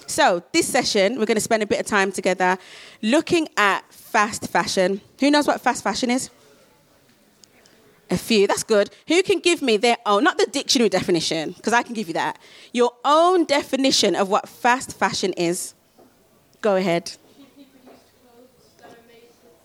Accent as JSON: {"language": "English", "town": "Birmingham", "region": "West Midlands", "country": "United Kingdom", "said": "I'm from Birmingham"}